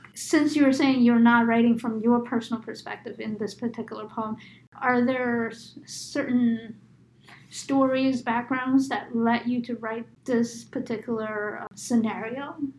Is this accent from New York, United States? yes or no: yes; New York, United States; I grew up in New York